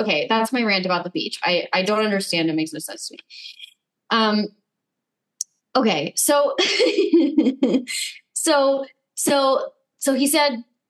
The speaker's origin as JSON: {"language": "English", "town": "Los Angeles", "region": "California", "country": "United States", "tie": "born or raised there"}